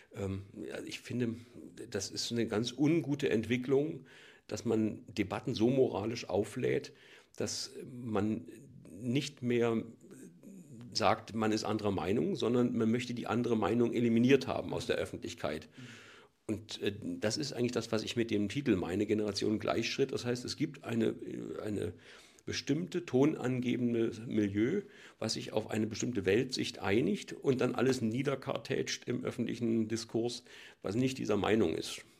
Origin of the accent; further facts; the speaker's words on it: East Germany, Germany; ich komme ja aus der DDR